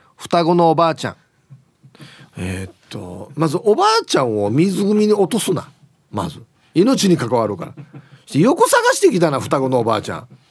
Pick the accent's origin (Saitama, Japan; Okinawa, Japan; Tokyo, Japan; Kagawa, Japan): Okinawa, Japan; Uruma; 同じ、同じうるま市やったん。